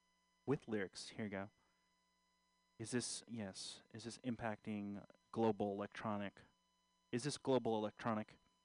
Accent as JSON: {"language": "English", "country": "Philippines", "said": "So, yeah, I am a Filipino with Malcolm X glasses."}